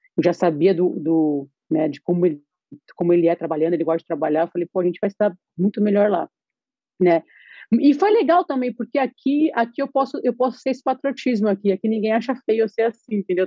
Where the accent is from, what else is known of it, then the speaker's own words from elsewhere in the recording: São Paulo, Brazil; moved away; eu sempre fui muito paulista